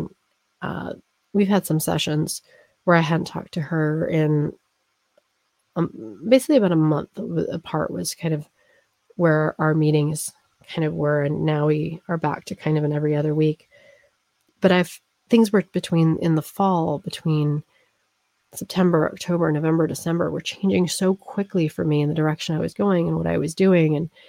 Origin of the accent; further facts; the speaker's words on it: East Coast, United States; now in Colorado, United States; because I grew up on the East Coast. I would come back frequently, and then I lived on the West Coast, and then I moved to Colorado.